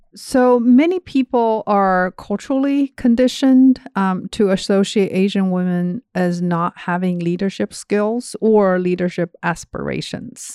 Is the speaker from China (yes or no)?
yes; China; moved away as an adult; also born or lived in Georgia, United States; now in Indianapolis, United States; I grew up in China, and I got my undergrad degree there